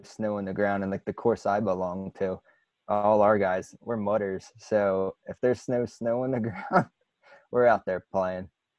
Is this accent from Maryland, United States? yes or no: no; New Jersey, United States; I'm from New Jersey as well